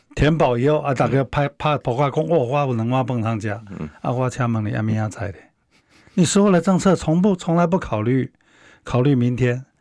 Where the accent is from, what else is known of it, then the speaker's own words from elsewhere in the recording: Taiwan; 像我小时候是一个农村家庭长大的小孩